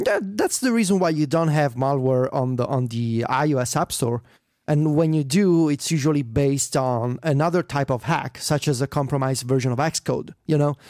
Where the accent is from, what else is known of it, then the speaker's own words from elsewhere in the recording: Italy; my hometown